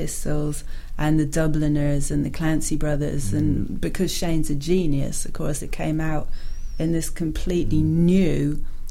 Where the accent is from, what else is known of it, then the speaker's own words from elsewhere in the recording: London, United Kingdom; also born or lived in Lagos, Nigeria; Heathrow, and that's where I grew up